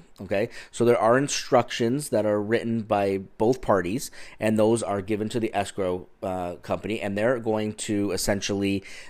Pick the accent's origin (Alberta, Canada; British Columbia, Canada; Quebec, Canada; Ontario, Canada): Ontario, Canada; now in California, United States; So this is something that I had to really learn about when I moved here from Ontario, Canada, because up in Ontario, we use real estate attorneys to complete the transactions.